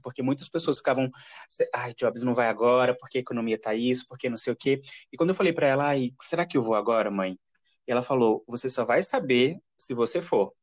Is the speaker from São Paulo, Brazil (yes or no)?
no; Caruaru, Pernambuco, Brazil; moved away as an adult; also born or lived in São Caetano; now in Curitiba, Brazil; Eu sou nasci em Caruaru na realidade, mas morava em São Caetano, depois fui para Caruaru e agora estou um pouco longe, estou morando em Curitiba